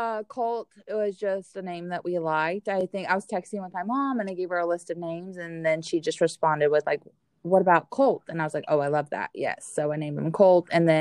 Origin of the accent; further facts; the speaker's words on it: Arizona, United States; I'm from Arizona